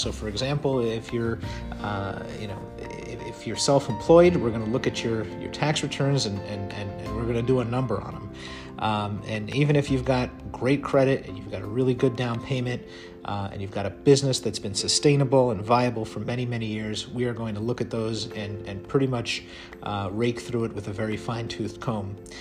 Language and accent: English; New York City, New York, United States; moved away as an adult; now in Midwest, United States; born and raised in Brooklyn